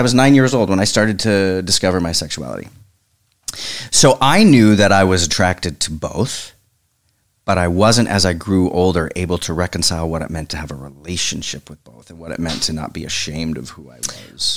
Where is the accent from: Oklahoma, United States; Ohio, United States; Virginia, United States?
Oklahoma, United States; moved away as an adult; I'm from Oklahoma, so I suddenly went from small town to big city